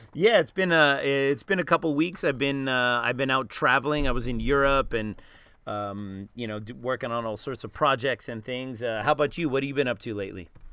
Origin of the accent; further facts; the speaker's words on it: East Coast, United States; also born or lived in Los Angeles, California; I was born in Los Angeles, but I grew up on the East Coast